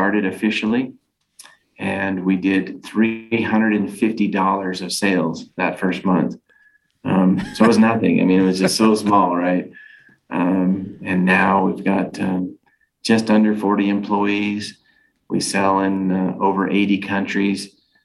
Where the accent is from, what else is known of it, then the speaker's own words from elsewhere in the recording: California, United States; now in Utah, United States; I'm originally from California, but I stayed here